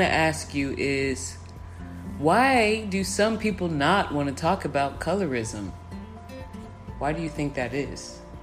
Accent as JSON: {"language": "English", "town": "Round Rock", "region": "Texas", "country": "United States", "tie": "born or raised there", "said": "I grew up in Round Rock"}